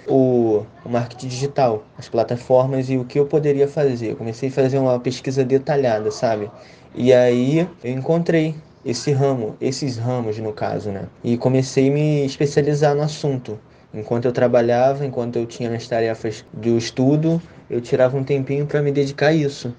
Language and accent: Portuguese; Rio de Janeiro, Brazil; eu tenho 20 anos, sou do Rio de Janeiro.